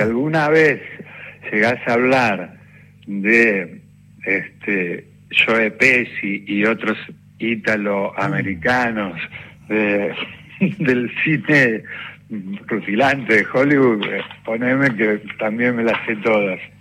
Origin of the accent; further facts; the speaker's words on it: Ramos Mejía, Buenos Aires Province, Argentina; Yo soy de Ramos Mejía, que es La Matanza